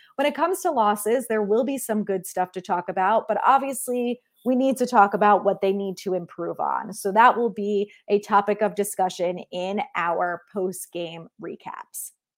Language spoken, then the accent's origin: English; New Jersey, United States; I grew up in New Jersey